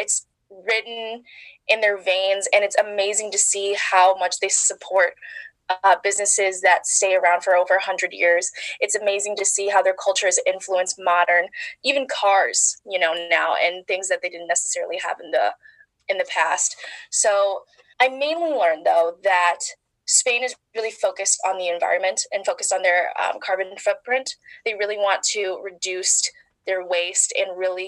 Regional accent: La Grange, Illinois, United States; moved away as an adult; now in East Lansing, United States; So I'm originally from Chicago, a western suburb called La Grange.

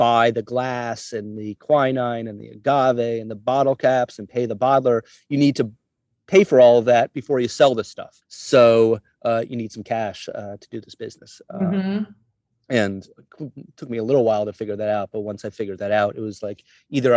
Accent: New York City, New York, United States; also born or lived in California; I'm from Manhattan and I was living in California pre 9/11

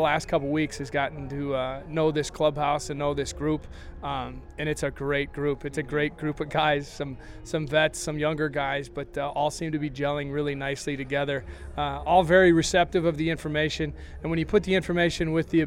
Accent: Appleton, Wisconsin, United States; I managed in my hometown for a number of years in Appleton, Wisconsin

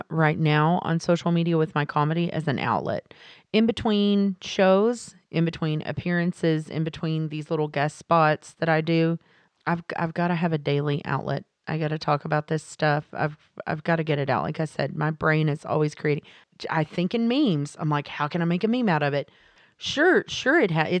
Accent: Texas, United States; I live in the South. I'm from Texas, like you said, a very, very small town.

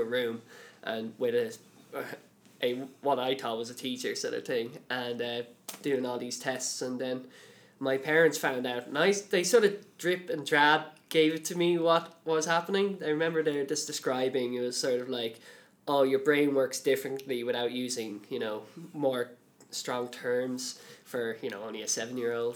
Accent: Dublin, Leinster, Ireland; I'm from Dublin

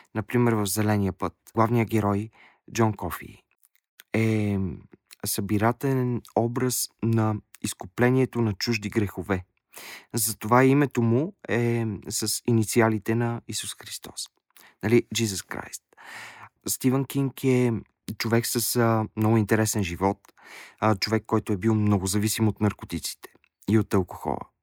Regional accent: Bulgaria; казах, че съм от България

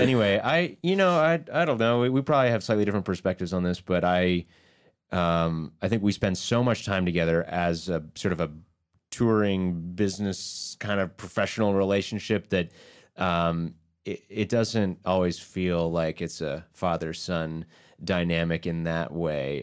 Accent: Baltimore, Maryland, United States; also born or lived in Ithaca, New York; we're from Baltimore

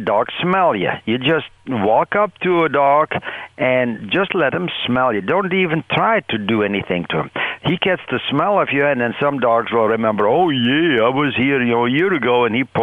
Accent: Netherlands; now in Michigan, United States; I was born and raised in the Netherlands and on a dairy farm, the youngest of six children

